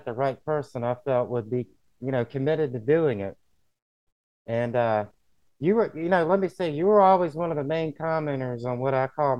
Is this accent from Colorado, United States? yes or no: no; Augusta, Georgia, United States; I grew up in Augusta, Georgia